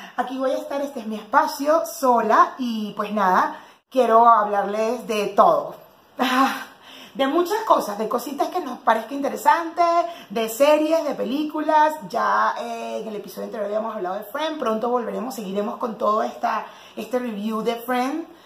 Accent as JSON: {"language": "Spanish", "town": "Cumaná", "region": "Sucre", "country": "Venezuela", "moved": "as an adult", "lives_now": "Mexico", "said": "mi familia siempre decía, en Cumaná, porque yo soy de Cumaná"}